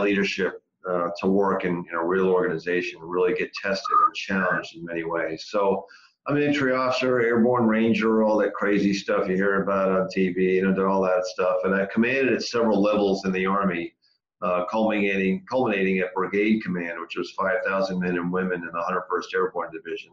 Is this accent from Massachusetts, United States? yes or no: yes; Massachusetts, United States; moved away; I grew up in Massachusetts, born and raised.